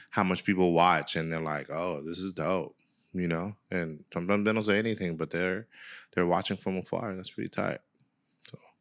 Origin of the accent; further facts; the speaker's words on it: San Francisco, California, United States; growing up in San Francisco